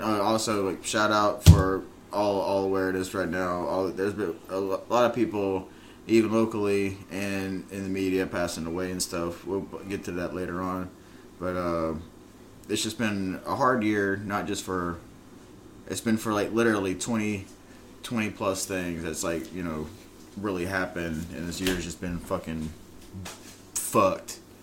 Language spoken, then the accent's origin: English; United States; I'm an American because my fucking Irish motherfucking family moved over here because of the fucking potato famine